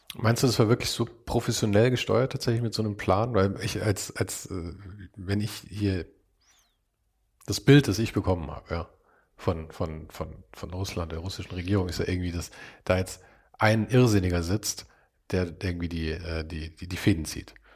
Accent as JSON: {"language": "German", "town": "Munich", "region": "Bavaria", "country": "Germany", "said": "wir kommen ja beide aus München"}